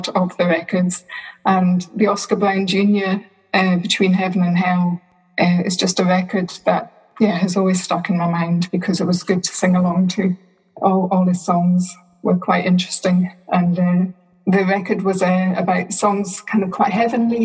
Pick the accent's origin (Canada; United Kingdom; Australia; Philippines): United Kingdom; Stornoway, Scotland; also born or lived in Newcastle upon Tyne; although I grew up in Stornoway, I was born in Newcastle upon Tyne